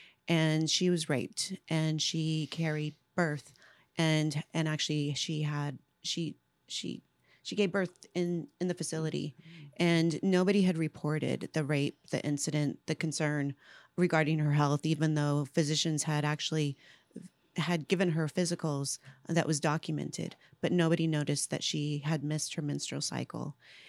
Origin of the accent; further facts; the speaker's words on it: Ventura, California, United States; moved away; also born or lived in Paso Robles, California; No, I was born and raised in California, Central California. So I was born in Ventura, and now I call home Paso Robles, California, Central California.